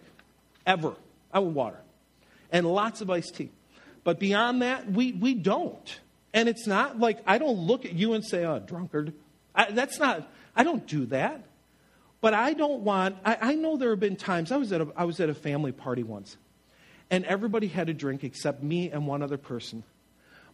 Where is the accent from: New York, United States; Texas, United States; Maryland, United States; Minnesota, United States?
New York, United States; Buffalo; I'm from Buffalo